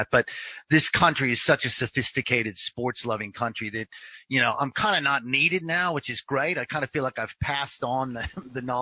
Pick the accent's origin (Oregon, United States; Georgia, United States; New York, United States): Oregon, United States; Portland; I was from the Portland area and I really loved there and I wanted to try and at some point end up living in Portland.